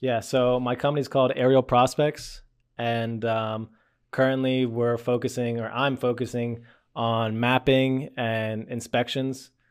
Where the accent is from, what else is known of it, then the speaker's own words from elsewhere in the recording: Lititz, Pennsylvania, United States; I grew up in Lidditz